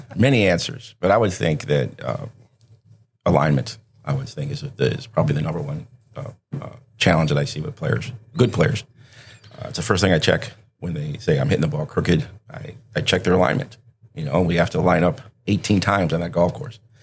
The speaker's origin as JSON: {"language": "English", "town": "Benton Harbor", "region": "Michigan", "country": "United States", "tie": "born or raised there", "also_born_or_lived": "Wisconsin", "moved": "as an adult", "said": "I was born and raised in Benton Harbor, Michigan"}